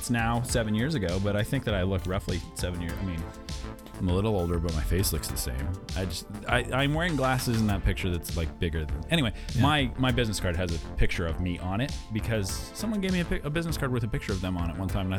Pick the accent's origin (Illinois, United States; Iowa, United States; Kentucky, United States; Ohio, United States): Iowa, United States; I grew up in Iowa, so there's a lot of corn out there.